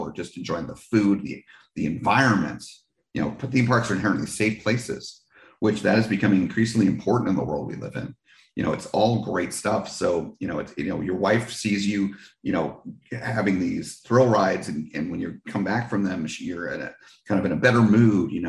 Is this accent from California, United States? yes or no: no; New Jersey, United States; Six Flags Great Adventure was my original home park growing up in New Jersey.